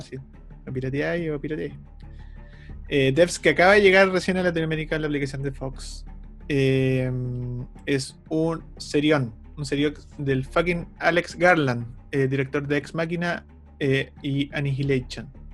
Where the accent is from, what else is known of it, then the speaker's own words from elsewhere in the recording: Concepción, Biobío, Chile; Somos de Conce